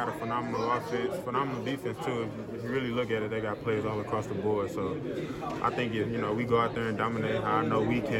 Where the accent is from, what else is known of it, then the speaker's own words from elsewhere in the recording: St. Louis, Missouri, United States; I'm a Cardinals fan, so yeah, I'm from St. Louis